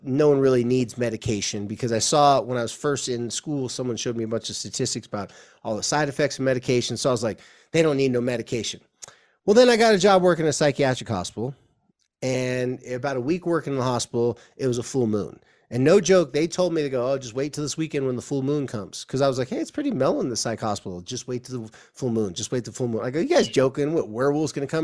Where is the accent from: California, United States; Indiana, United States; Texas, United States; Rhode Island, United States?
California, United States; Southern; moved away as an adult; now in Utah, United States; where I came from, uh, Southern California